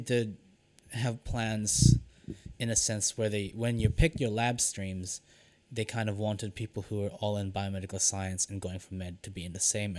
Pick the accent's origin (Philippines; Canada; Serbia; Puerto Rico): Philippines; The one thing I didn't apply for was nursing, because I'm Filipino and I vehemently did not want to be the stereotype of being a Filipino nurse.